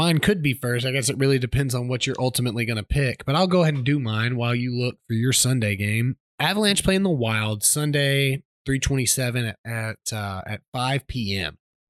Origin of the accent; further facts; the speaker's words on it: Kansas, United States; I'm from Kansas, buddy.